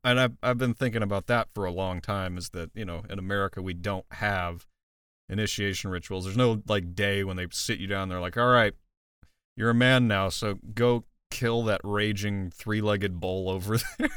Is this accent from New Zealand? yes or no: no; Midwest, United States; where I was raised in the Midwest